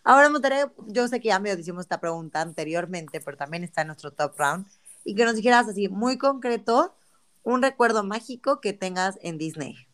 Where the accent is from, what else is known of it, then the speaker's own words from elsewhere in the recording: Mexico; bastante contenido de otro tipo de experiencias para poder viajar y estudiar en otras partes del mundo siendo mexicano.